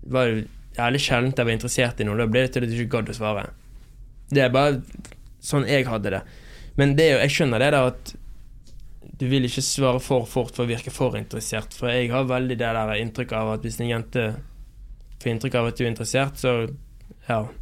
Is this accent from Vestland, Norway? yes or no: yes; Bergen, Vestland, Norway; moved away; når jeg er hjemme i Bergen og har vært hjemme i Bergen noen uker